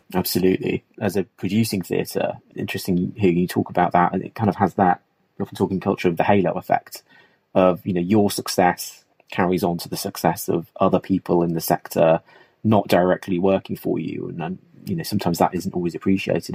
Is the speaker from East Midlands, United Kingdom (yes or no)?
yes; Nottingham, East Midlands, United Kingdom; As someone who was born and bred in Nottingham